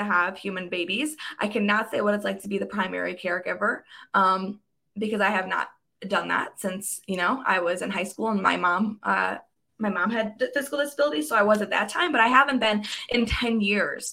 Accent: Michigan, United States; I grew up in Michigan

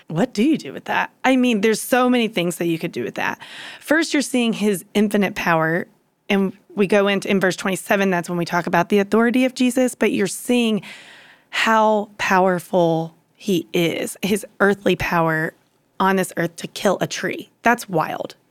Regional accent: Louisiana, United States; moved away as an adult; also born or lived in Dallas; I grew up in Louisiana

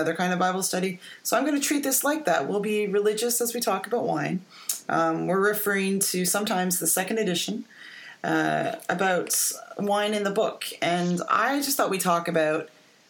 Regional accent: Niagara-on-the-Lake, Ontario, Canada; I grew up in the Niagara on the Lake, Niagara Falls area

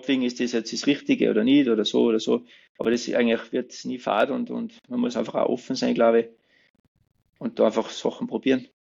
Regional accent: Pfarrwerfen, Salzburg, Austria; ich bin ja gebürtiger Fützmoser

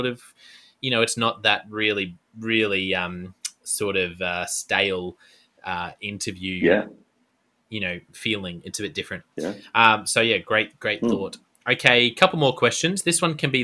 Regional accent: Queensland, Australia; I'm a Queenslander as well

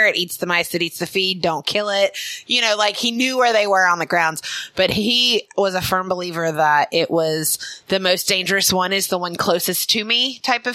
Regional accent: Alabama, United States; I'm from Alabama

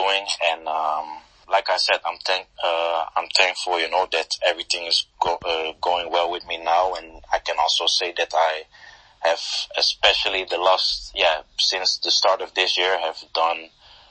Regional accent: Netherlands; moved away as an adult; also born or lived in Portugal; I was born in Holland. So I started my career in Holland

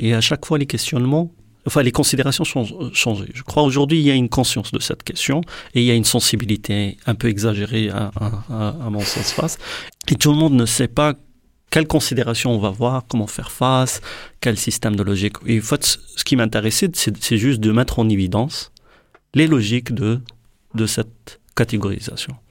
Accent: Morocco; je suis marocain

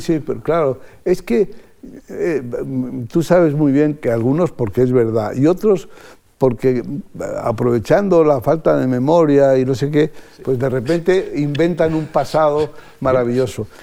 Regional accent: Spain; also born or lived in London / Brussels; como español

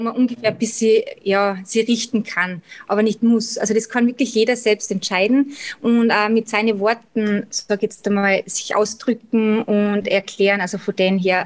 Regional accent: Salzburg, Austria; accent: Austrian dialect; wie bei eben schon unschwer im Dialekt erkennen kann, komme ich aus Österreich, also genau in Salzburg

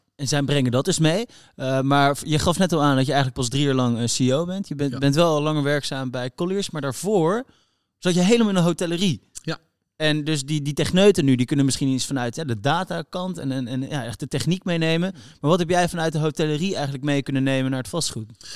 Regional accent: Netherlands; we als Nederlander

